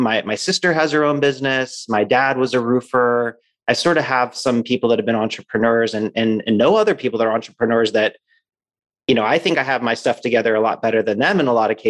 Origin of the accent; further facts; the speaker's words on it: Pittsburgh, Pennsylvania, United States; moved away as an adult; also born or lived in San Francisco; now in Phoenix, United States; I was born and raised in Pittsburgh, Pennsylvania